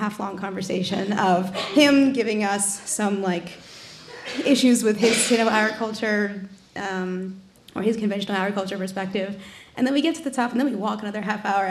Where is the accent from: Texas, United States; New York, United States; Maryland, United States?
New York, United States; also born or lived in Panama / Mexico City; I came back to my hometown of New York